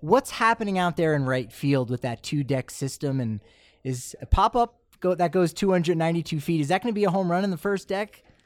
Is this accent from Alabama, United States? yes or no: no; Philadelphia, Pennsylvania, United States; growing up in the Philadelphia area